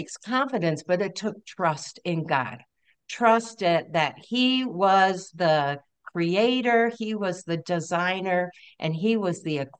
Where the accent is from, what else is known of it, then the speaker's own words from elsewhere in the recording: Michigan, United States; moved away as an adult; also born or lived in Maryland; now in Colorado, United States; I grew up in Michigan as a pastor's kid, one of five kids